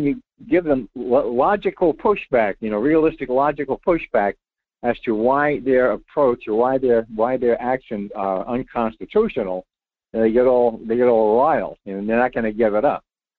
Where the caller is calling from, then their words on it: Rhode Island, United States; Hey, I'm …. … in Rhode Island. How you been?